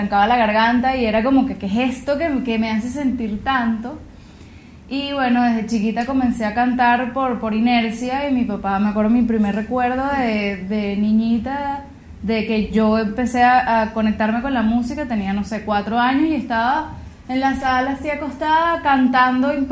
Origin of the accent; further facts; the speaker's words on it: El Paují, Bolívar, Venezuela; soy compositora, soy cantante venezolana y como, como decías tú, tuve la oportunidad de crecer en el Paujín, en la Gran Sabana